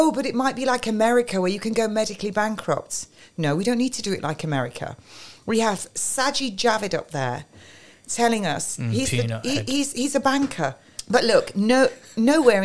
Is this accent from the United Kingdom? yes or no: yes; England, United Kingdom; I'm English